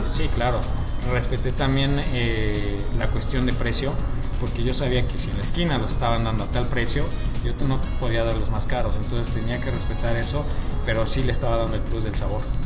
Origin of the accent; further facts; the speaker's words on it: Mexico; nosotros los mexicanos